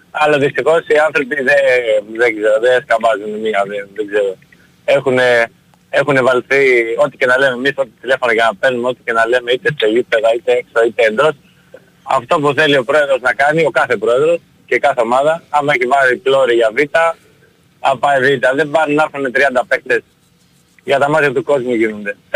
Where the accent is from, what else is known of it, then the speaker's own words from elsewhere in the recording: Ioannina, Epirus, Greece; δεν είμαι από τα Γιάννα, έχω μεγαλώσει εκεί.